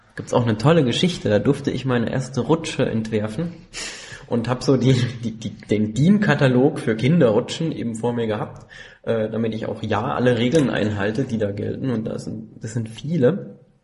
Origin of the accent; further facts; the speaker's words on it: Landau, Rhineland-Palatinate, Germany; Ich bin ein echter Pelzer. Ähm, ich bin in Landau geboren